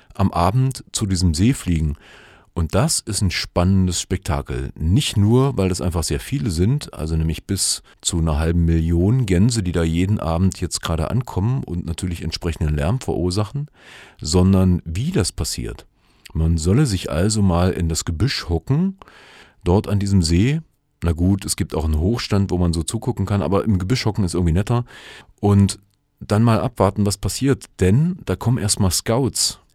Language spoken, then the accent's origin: German; Germany; hier bei uns in Deutschland